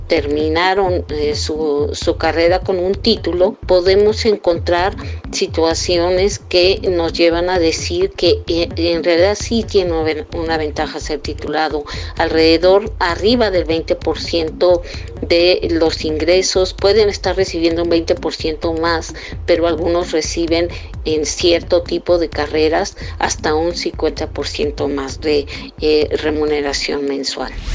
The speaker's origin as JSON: {"language": "Spanish", "town": "Tunja", "region": "Boyacá", "country": "Colombia", "said": "soy de Tunja, Boyacá"}